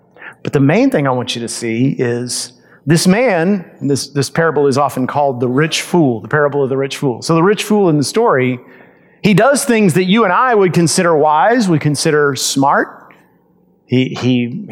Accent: United States; we as American Christians

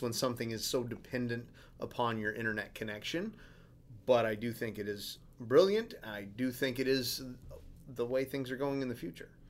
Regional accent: Alaska, United States; I'm from Alaska.

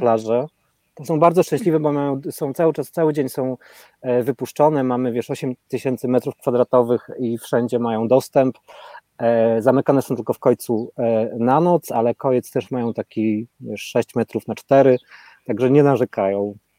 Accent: Rzeszów, Subcarpathian Voivodeship, Poland; now in Portugal; ja pochodzę z tej lepszej dzielnicy

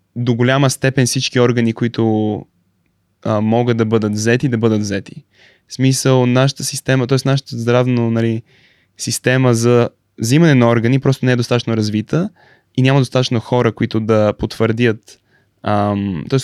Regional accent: Bulgaria; moved away as an adult; also born or lived in São Paulo, Brazil; now in Stanford, United States; на 3 години се върнах в България

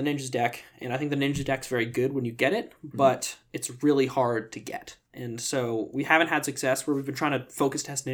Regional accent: New York City, New York, United States; growing up in New York City

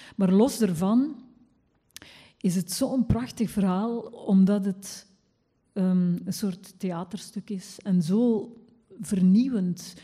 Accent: West Flanders, Belgium; accent: West Flemish; ik ben zelf West-Vlaamse

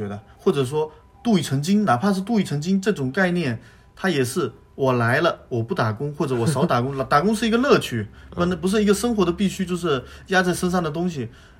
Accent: Fujian, China; now in Japan; 还有我们福建这边南洋，像南洋那个一部分像南洋，还有像那个东洋嘛，都来日本这一部分呢

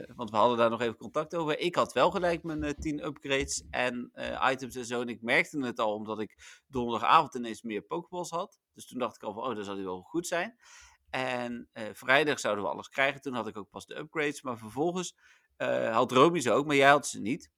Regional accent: Netherlands; wij zijn Nederlanders

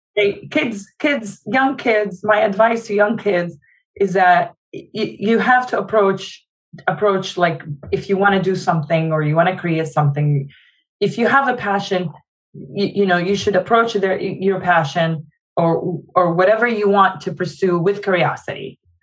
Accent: Jordan; now in United States; I was born in Jordan

